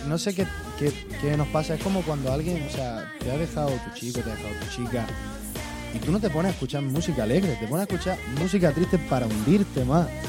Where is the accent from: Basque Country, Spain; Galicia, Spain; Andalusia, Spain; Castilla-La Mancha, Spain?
Andalusia, Spain; Almería; yo soy de La Cañada